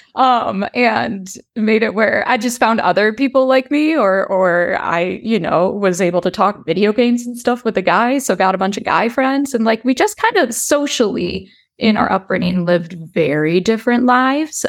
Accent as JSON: {"language": "English", "town": "Chicago", "region": "Illinois", "country": "United States", "tie": "born or raised there", "said": "I am from the Chicagoland area, born and raised."}